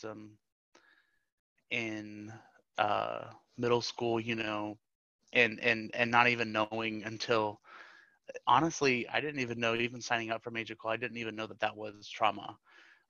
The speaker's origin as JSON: {"language": "English", "region": "Florida", "country": "United States", "tie": "born or raised there", "said": "I was born and raised in Florida. I'm a Florida native"}